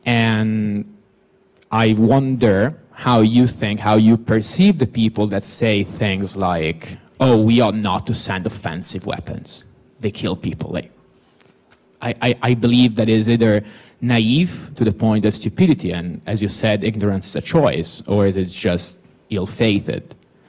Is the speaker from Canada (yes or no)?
no; Italy; now in London, United Kingdom; I come from Italy, which is a country that has shown surprising levels of pro-Russianness